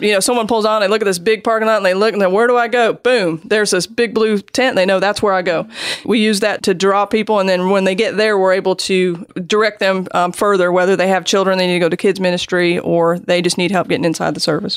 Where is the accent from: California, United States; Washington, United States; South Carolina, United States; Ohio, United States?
Washington, United States; Seattle; moved away as an adult; also born or lived in Germany / Jacksonville, Florida; I'm actually from Seattle